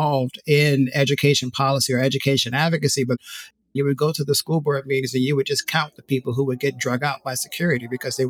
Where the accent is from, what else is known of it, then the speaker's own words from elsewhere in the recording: Morgan City, Louisiana, United States; also born or lived in New Orleans, Louisiana; I am originally from South Louisiana, was born in Morgan City, Louisiana.